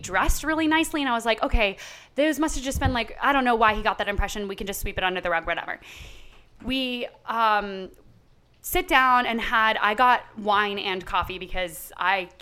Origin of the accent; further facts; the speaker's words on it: Massachusetts, United States; I am from Massachusetts. We live right next to Salem.